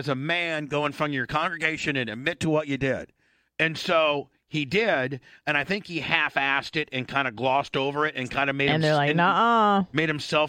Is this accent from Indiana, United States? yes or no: yes; Warsaw, Indiana, United States; And so here, this is my hometown, Warsaw, Indiana.